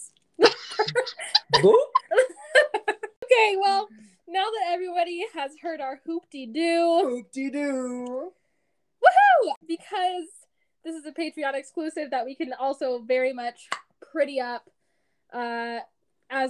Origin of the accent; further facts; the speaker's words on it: Colorado, United States; also born or lived in Kansas / Austin, Texas; I am born and raised in Colorado.